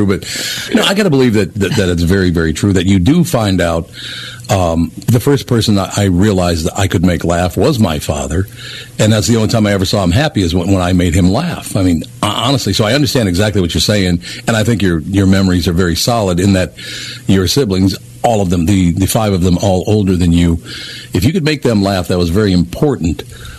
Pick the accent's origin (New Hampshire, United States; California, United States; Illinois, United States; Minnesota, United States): Minnesota, United States; Minneapolis; I went through the exact same experience growing up in North Minneapolis in a very urban neighborhood.